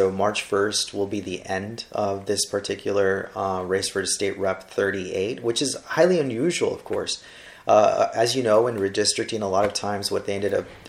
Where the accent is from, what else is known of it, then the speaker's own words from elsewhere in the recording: Brownsville, Texas, United States; also born or lived in North Carolina; Brownsville born and raised. I have always had a very large attachment to my city. Graduate of St. Joseph Academy here in Brownsville. The only time that I've ever been away has been for schooling.